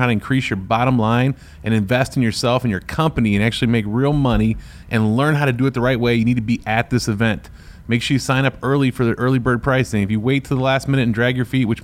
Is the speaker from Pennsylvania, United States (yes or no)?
no; Ohio, United States; I'm a hillbilly from Ohio.